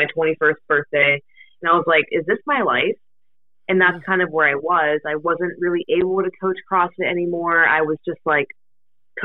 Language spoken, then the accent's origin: English; Pittsburgh, Pennsylvania, United States; also born or lived in Akron, Ohio; I'm from Pittsburgh, Pennsylvania. So I've lived here my entire life.